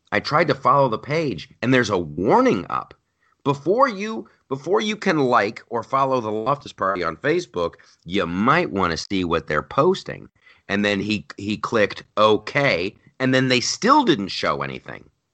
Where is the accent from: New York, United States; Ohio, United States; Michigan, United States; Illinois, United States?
Ohio, United States; moved away as an adult; also born or lived in California; I grew up in Ohio